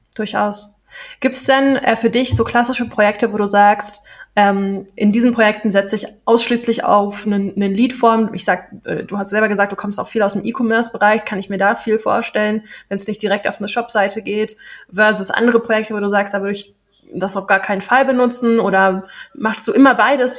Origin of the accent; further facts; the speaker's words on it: Berlin, Germany; moved away; ich bin in Berlin geboren, ich komme aus Berlin